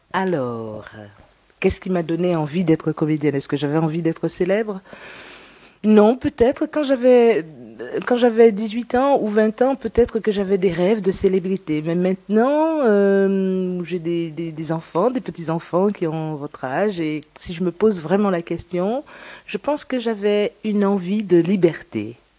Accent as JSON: {"language": "French", "country": "Guadeloupe", "tie": "born or raised there", "said": "Donc je viens de la Guadeloupe. Je suis née à la Guadeloupe"}